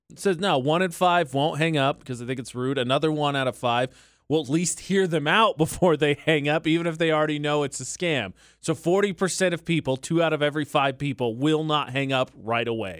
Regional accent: Indiana, United States; moved away; also born or lived in Utah; my home state of area code, which is seven six five

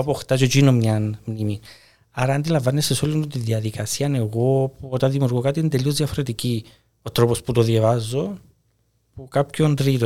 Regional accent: Cyprus; moved away as an adult; also born or lived in Italy; εγώ έφυγα από την Κύπρο

